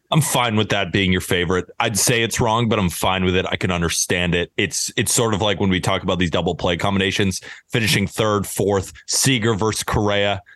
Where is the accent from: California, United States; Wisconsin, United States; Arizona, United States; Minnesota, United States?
California, United States; moved away; also born or lived in New York; I'm from California, grew up on In and Out, but I've lived in New York